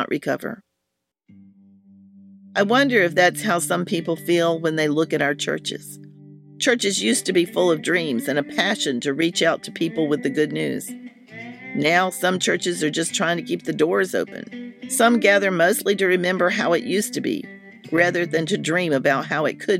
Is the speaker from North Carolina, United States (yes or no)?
yes; Hillsborough, North Carolina, United States; The next town was Hillsborough, which is the name of my hometown